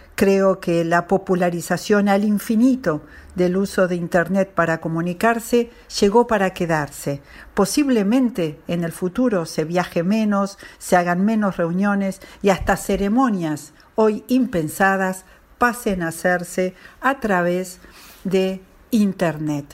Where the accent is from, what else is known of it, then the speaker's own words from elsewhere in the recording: Argentina; soy de Argentina